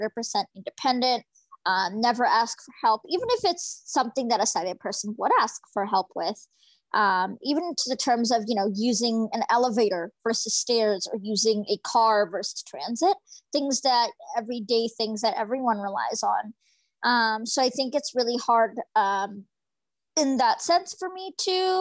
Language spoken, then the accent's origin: English; Fraser Valley, British Columbia, Canada; I'm from the Fraser Valley in British Columbia